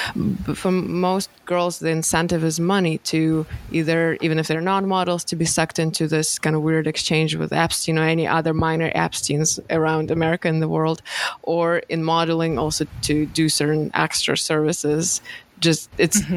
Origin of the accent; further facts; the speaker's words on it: Moscow, Russia; English is a second language; moved away as an adult; I lived my first 20 years, I grew up in Moscow